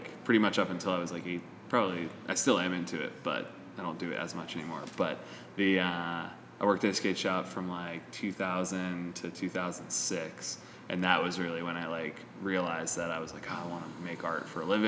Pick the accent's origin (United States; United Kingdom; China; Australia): United States; Virginia Beach, Virginia; also born or lived in Philadelphia, Pennsylvania / Harrisonburg, Virginia; now in Richmond, United States; they moved to Virginia Beach, and then I grew up in Tidewater area, like... Based out of Virginia Beach